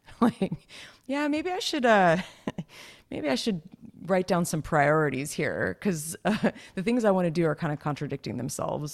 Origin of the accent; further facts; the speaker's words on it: California, United States; you and I were both born and raised in Cali, so we're Cali girls